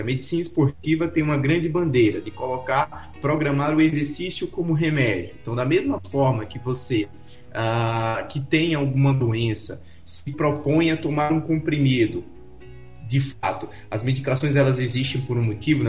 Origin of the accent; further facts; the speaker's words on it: Aracaju, Sergipe, Brazil; E eu tava em Alagoas, mas eu sou de Aracaju, Sergipe